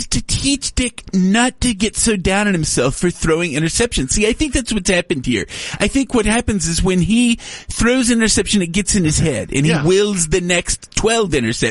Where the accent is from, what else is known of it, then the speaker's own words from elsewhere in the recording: Tyler, Texas, United States; I'm from Tyler, Texas, sir.